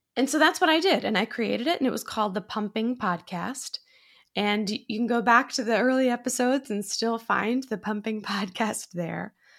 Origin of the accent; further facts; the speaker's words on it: Massachusetts, United States; now in Astoria, New York, United States; I'm originally from Massachusetts